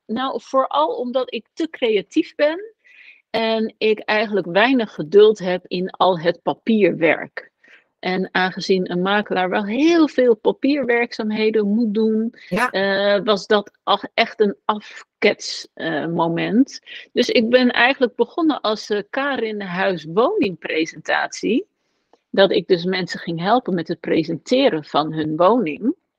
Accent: Westland, South Holland, Netherlands; ben ik geboren in het Westland. Ehm, een omgeving waar gewoon eh, mensen ontzettend hard werken. Daar ben ik opgegroeid

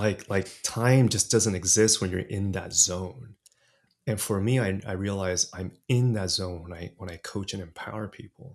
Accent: Los Angeles, California, United States; first language English; also born or lived in Taiwan; I was orig-, originally born in Taiwan, came to States when I was three, and grew up in L A, in, in California. And so, really, my first language was English

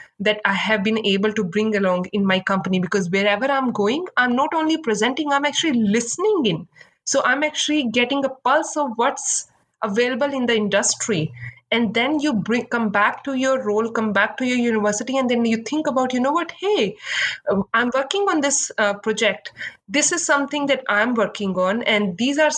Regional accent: India; moved away as an adult; now in Seattle, United States; I came from India, and back then, just like we have Ivy League institutes here, we have similar like top B business schools there

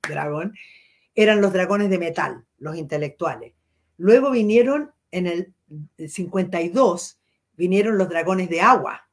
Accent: Chile; tenemos como, como chilenos

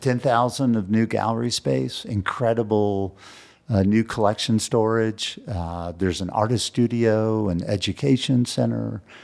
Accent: San Antonio, Texas, United States; now in Santa Fe, United States; I was raised in San Antonio, Texas

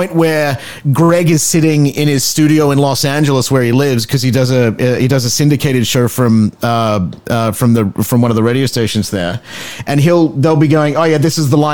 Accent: Nambour, Queensland, Australia; moved away as an adult; now in Canada; I grew up on the Sunshine Coast, right? I went to Burnside High School in Nambour

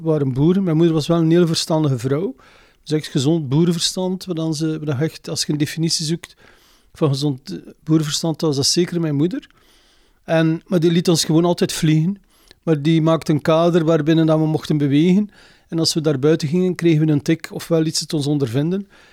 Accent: Zaffelare, Flanders, Belgium; also born or lived in Lochristi; Ik ben een boerenzoon, ik kom hier van Zaflaar.

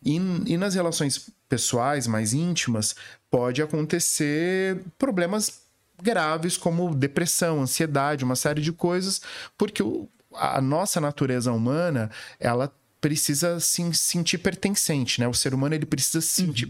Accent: Viradouro, São Paulo, Brazil; moved away as an adult; also born or lived in Ribeirão Preto; now in São Paulo, Brazil; Eu nasci em Viradouro e, e, estudei em Ribeirão Preto. Com logo adolescente me mudei para Ribeirão Preto.

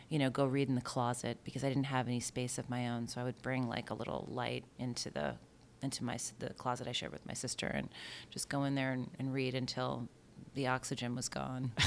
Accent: Bayport, New York, United States; I grew up, um, in Bayport on Long Island

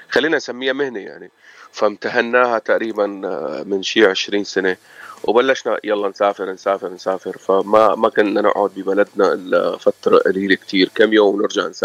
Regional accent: Aleppo, Aleppo Governorate, Syria; أنا أنا من حلب بس آه، ماني يعني ماني أصلي لأنه قضيت كل عمري تجميع حلب

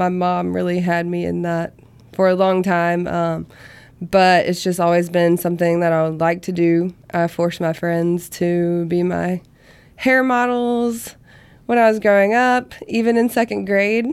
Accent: Vicksburg, Mississippi, United States; now in Hattiesburg, United States; my hometown, which is Vicksburg

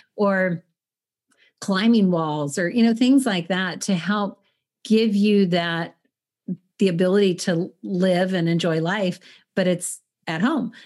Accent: El Paso, Texas, United States; moved away; I'm from El Paso

